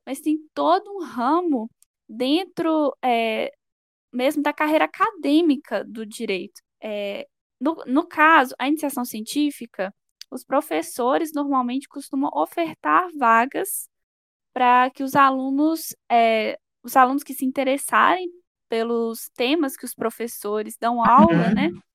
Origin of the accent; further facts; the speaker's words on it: Sete Lagoas, Minas Gerais, Brazil; moved away as an adult; now in Belo Horizonte, Brazil; eu sou natural de Sete Lagoas, uma cidade próxima a BH